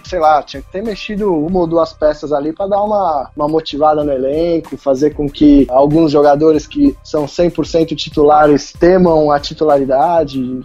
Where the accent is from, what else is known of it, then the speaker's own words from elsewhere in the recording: Brazil; sendo brasileiro